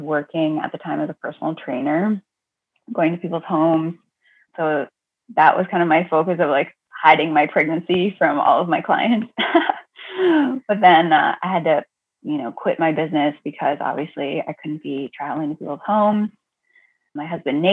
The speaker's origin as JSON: {"language": "English", "region": "Ontario", "country": "Canada", "moved": "as an adult", "lives_now": "Massachusetts, United States", "said": "I'm originally from Ontario, Canada. So I'm a Canadian girl, but fell in love with an American, moved here"}